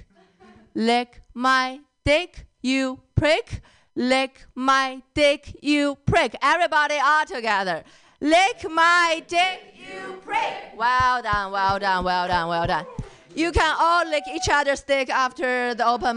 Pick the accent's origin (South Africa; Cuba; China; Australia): China; Northeast China; moved away; I grew up in China. I grew up in a small city in northeast of China